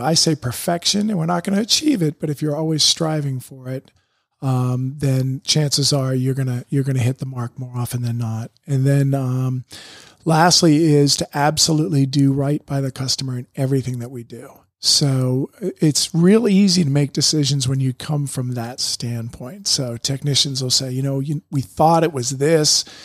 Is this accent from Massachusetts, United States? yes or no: yes; Boston, Massachusetts, United States; moved away as an adult; also born or lived in Syracuse; I grew up around Boston area